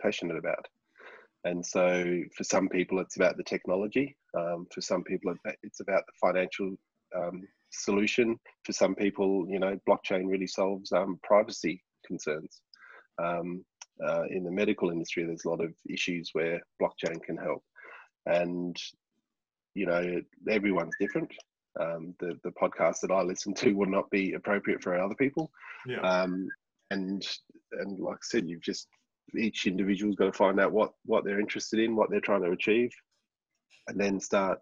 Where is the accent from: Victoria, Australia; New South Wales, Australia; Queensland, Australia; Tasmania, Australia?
Tasmania, Australia; Launceston; my hometown here in Launceston